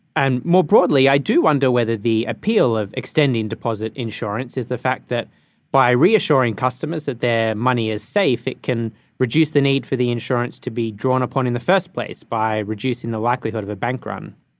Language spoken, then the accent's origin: English; Australia; now in United Kingdom; my home country of Australia